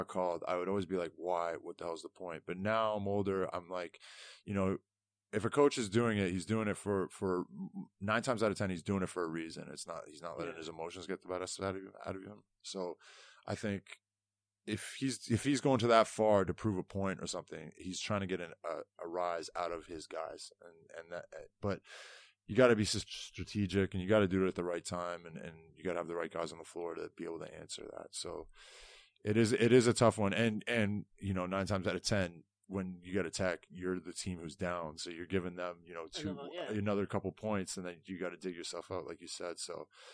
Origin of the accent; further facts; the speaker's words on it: Toronto, Ontario, Canada; moved away as an adult; now in Sheffield, United Kingdom; I come from Toronto, which is like a huge city.